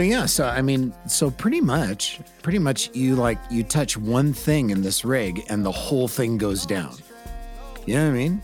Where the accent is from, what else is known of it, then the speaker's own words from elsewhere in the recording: California, United States; California, born and raised